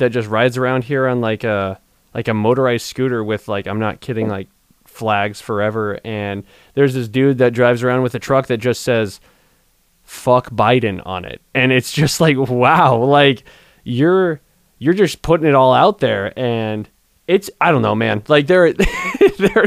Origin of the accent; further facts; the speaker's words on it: Southern California, United States; I'm from Southern California.